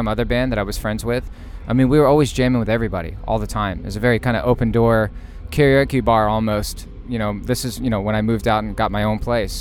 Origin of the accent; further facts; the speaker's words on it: Middleburg, Florida, United States; it was cool growing up in Middleburg, in my opinion, because it was a small town